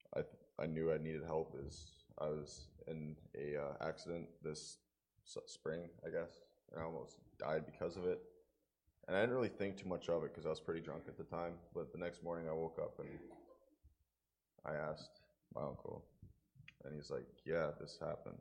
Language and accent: English; Provost, Alberta, Canada; moved away; I am, uh, twenty-one years old and I'm from Provost, Alberta